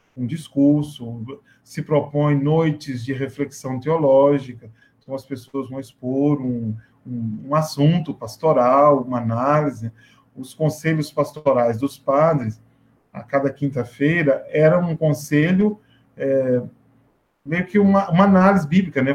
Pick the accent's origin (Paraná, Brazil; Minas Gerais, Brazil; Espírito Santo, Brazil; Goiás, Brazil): Minas Gerais, Brazil; Goianá; also born or lived in Paris, France; now in Acre, Brazil; A experiência vocacional surgiu na minha cidade natal, que é uma cidadezinha do interior de Minas Gerais, que se chama Goianá